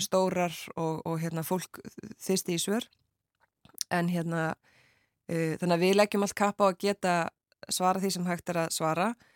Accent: Akranes, Western Region, Iceland; á Akrans í mínum heimabæ

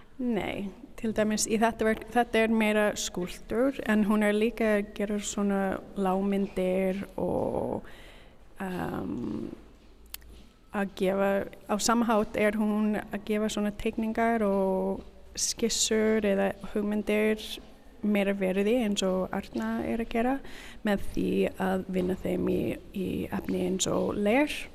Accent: Canada; Icelandic is a second language; moved away as an adult; now in Reykjavík, Iceland; Ég er síningarstjóri frá Kanada

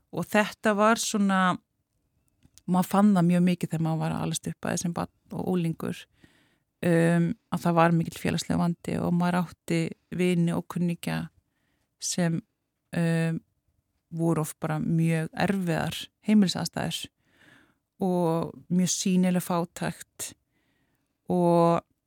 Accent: Keflavík, Southern Peninsula, Iceland; ég ólst upp í Keflæk

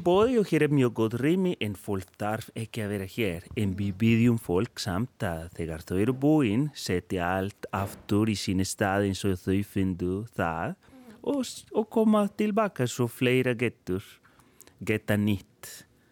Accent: Colombia; Icelandic is a second language; moved away as an adult; now in Iceland; ég er upprunalega frá Kolumbíu en ég er í dag kolumbískur íslendingur. Ég er búinn að vera hér í 16 ár

